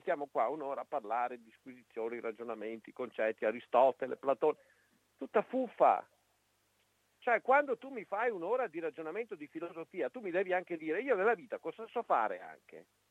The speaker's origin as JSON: {"language": "Italian", "country": "Italy"}